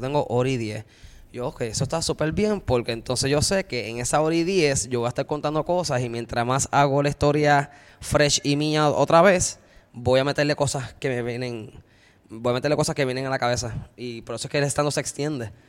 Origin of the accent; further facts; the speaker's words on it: Río Grande, Puerto Rico; also born or lived in Luquillo, Puerto Rico; soy de Río Grande, pero criado también en Luquillo